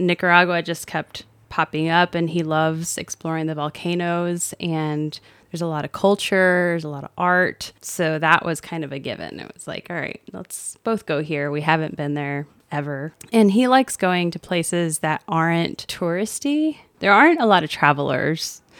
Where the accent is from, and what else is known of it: just south of Tampa, Florida, United States; born or raised there; also born or lived in Brownsville, Texas